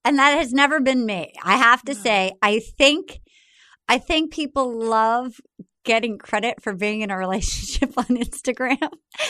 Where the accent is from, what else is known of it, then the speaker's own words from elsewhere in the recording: Rhode Island, United States; Because I've just growing up in Rhode Island, that feels like you don't do that.